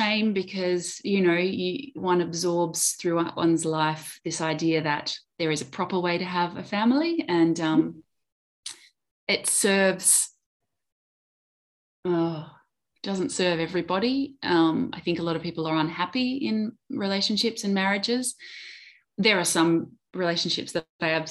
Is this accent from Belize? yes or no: no; Adelaide, South Australia, Australia; moved away; also born or lived in Melbourne; I moved from Melbourne back to Adelaide where my family is.